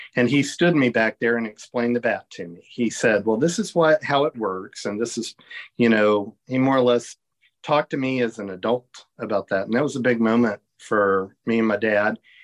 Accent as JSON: {"language": "English", "town": "Williamsburg", "region": "Virginia", "country": "United States", "tie": "born or raised there", "said": "I grew up in Virginia. And I'm old school. Um, I lived in, near Williamsburg"}